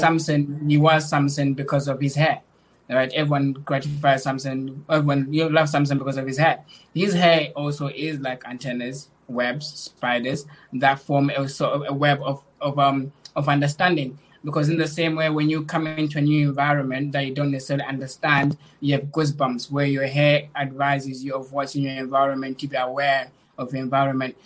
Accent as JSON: {"language": "English", "country": "Zimbabwe", "tie": "born or raised there", "moved": "yes", "lives_now": "England, United Kingdom", "said": "I was born in Zimbabwe, and when I was a little bit older, around six, my mom moved to, to move to England. Uh, during that time period, I moved around the area to live with different family members until 2030, 2010, when I came here in England"}